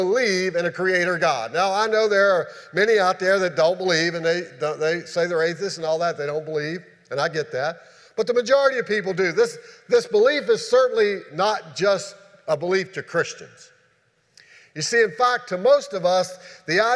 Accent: Shenandoah Valley, Virginia, United States; moved away; where I grew up at in the Shenandoah Valley

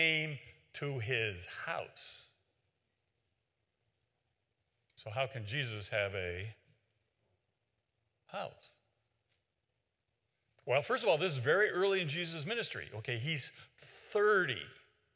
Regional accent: West Virginia, United States; I'm from West Virginia

